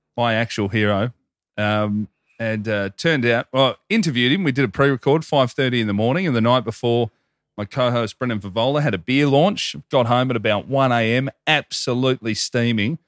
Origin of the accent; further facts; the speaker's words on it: Melbourne, Victoria, Australia; growing up in Hoppers in the late nineties, early two thousands in the western suburbs of Melbourne there